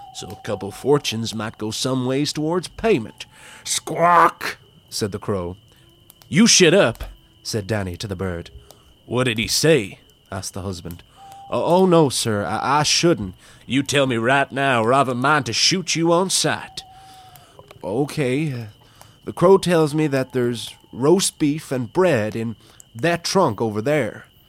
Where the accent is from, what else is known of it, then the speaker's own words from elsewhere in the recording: Wicklow, Leinster, Ireland; I am recording this from Wicklow Town, from my hometown, from my home, my bedroom